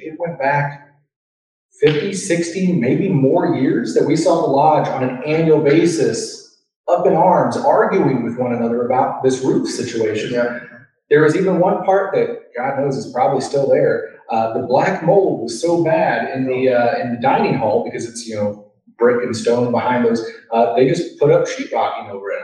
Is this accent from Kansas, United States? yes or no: yes; Overland Park, Kansas, United States; I grew up in Overland Park, not too far from here